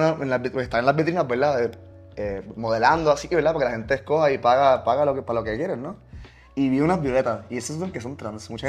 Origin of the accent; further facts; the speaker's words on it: Italy; Spanish is a second language; que soy yo, italiano, en Italia